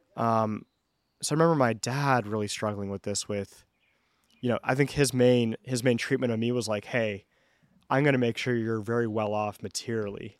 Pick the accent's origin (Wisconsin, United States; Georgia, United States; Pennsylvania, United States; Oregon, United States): Georgia, United States; Atlanta; moved away as an adult; also born or lived in California; now in Atlanta, United States; From here originally, born and raised.